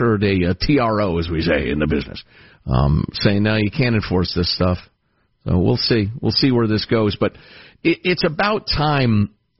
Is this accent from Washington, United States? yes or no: no; Illinois, United States; moved away; my home state of Illinois